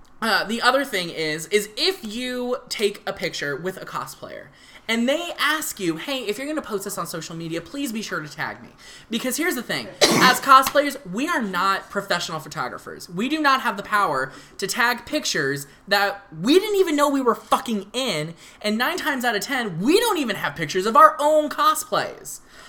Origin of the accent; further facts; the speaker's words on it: Chicago, Illinois, United States; In Chicago, my hometown.